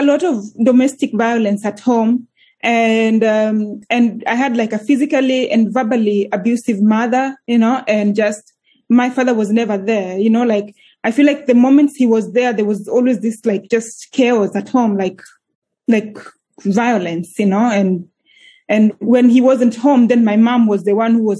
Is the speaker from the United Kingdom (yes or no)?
no; Kenya; moved away as an adult; now in Iceland; I'm originally from Kenya. So that's where born and raised in Kenya. I moved to Iceland 11 years ago when I was 25 years old.